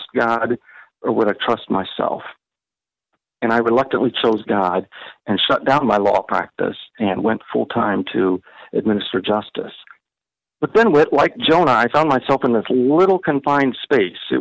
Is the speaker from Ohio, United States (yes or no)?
yes; Ohio, United States; moved away; I grew up in Ohio.